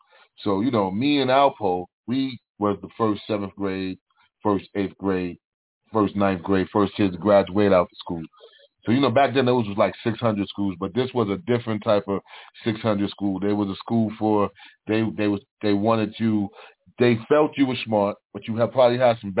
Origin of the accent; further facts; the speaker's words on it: New York City, New York, United States; I'm from Lexington Avenue, 110th Street. I'm straight up across, you know, y'all heard movies, across 110th Street. I'm born right there across 110th Street.